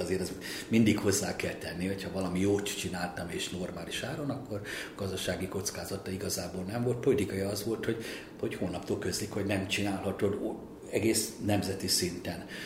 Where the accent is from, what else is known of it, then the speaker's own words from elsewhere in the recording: Hungary; engem úgy neveltek, hogy legyek örül, örüljek neki, hogy magyar vagyok